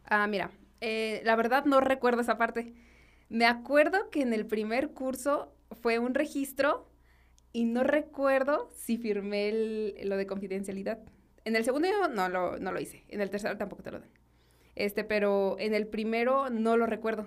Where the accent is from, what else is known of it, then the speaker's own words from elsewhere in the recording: Guanajuato, Mexico; soy originaria de, Guanajuato Capital